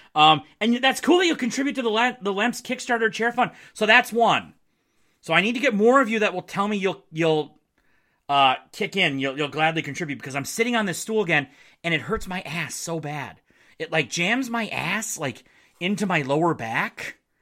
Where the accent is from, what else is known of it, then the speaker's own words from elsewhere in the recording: Marquette, Michigan, United States; moved away; my hometown of Marquette